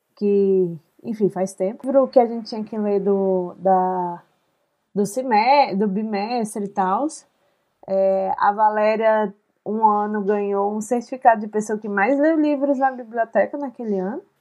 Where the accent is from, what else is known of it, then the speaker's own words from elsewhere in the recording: Brasília, Federal District, Brazil; now in Curitiba, Brazil; eu nasci e cresci em Brasília.